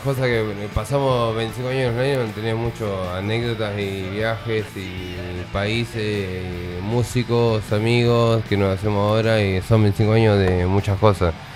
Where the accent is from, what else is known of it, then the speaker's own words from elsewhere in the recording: Tandil, Buenos Aires Province, Argentina; somos todos amigos, somos de Tandín.